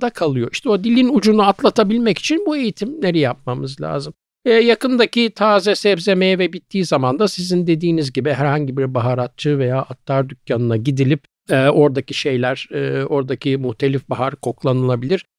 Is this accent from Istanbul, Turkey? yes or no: yes; Istanbul, Turkey; also born or lived in Büyükdere, Sarıyer / Kadıköy; Arnavutköy'de çok küçük yani böyle hakikaten 3-4 yaşların falan herhalde oralardaydı.